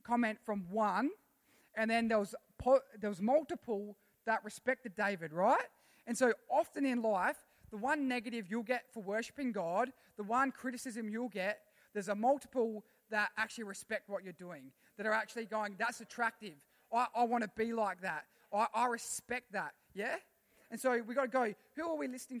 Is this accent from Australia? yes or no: yes; Australia; I'm a citizen of heaven before I'm an Australian